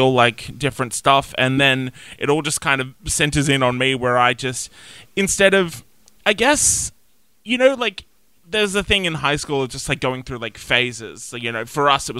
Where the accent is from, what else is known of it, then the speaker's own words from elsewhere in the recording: Nowra, New South Wales, Australia; also born or lived in Wollongong; Growing up in Nowra, there really wasn't anything.